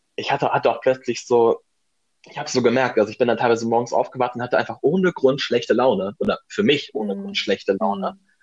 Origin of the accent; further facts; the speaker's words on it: Germany; moved away as an adult; also born or lived in Madrid; in meiner Heimat, in der Nähe von Hamburg